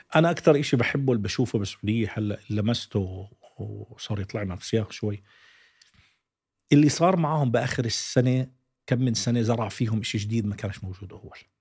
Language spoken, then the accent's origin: Arabic; Jordan; أنا أردني